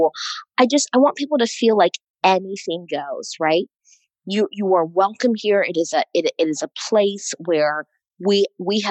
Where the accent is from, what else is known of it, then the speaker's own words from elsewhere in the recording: East Coast, United States; I'm from the East Coast, which I feel like honestly is like, I'm a bit of an East Coast snob